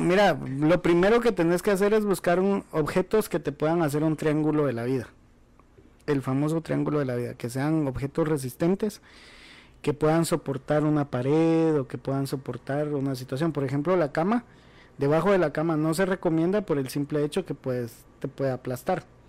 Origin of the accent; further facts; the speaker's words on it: Guatemala; como guatemaltecos